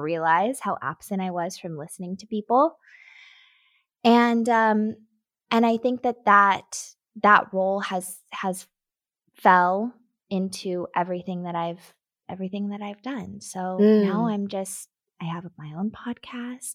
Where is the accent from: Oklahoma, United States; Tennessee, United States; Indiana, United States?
Tennessee, United States; Nashville; I grew up in Nashville